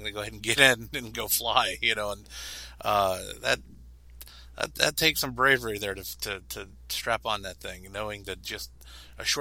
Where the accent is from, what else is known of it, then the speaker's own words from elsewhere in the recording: Pittsburgh, Pennsylvania, United States; moved away as an adult; I grew up in Pittsburgh